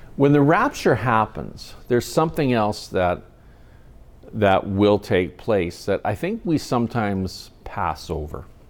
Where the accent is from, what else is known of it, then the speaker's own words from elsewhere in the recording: Kamloops, British Columbia, Canada; my hometown, Kamloops